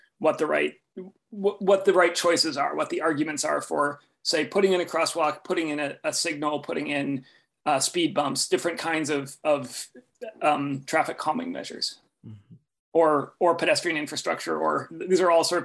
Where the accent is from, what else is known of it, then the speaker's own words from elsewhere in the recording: Oakland, California, United States; I grew up in Oakland, California